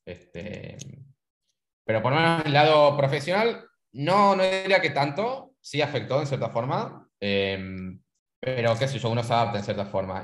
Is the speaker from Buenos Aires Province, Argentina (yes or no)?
no; San Miguel de Tucumán, Tucumán, Argentina; moved away as an adult; now in Buenos Aires, Argentina; Yo en caso soy de Argentina, eh, de Tucumán. Este, nacido en Tucumán, qué sé yo, estoy viviendo en Buenos Aires hace 10 años